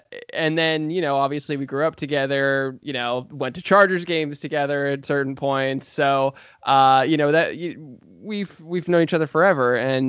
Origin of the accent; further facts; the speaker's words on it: San Diego, California, United States; moved away as an adult; now in Los Angeles, United States; I've lived in Los Angeles since 2013. I was born and raised in San Diego